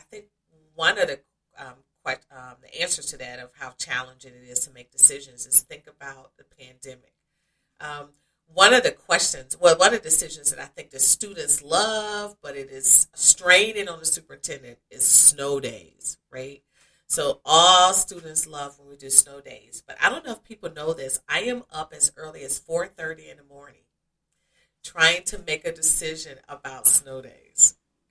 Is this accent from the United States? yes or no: yes; Oxford, Mississippi, United States; also born or lived in Akron / Columbus / Saginaw / Cleveland Heights; Yes, I moved from Akron, Ohio to Columbus to Saginaw, Michigan to Cleveland Heights, Ohio, and then back to Columbus. And I'm from Mississippi, from Oxford, Mississippi.